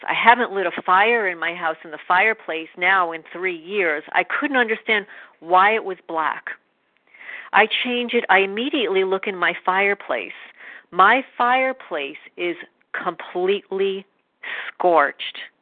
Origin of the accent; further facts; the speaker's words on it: New York, United States; now in New Jersey, United States; I'm originally from New York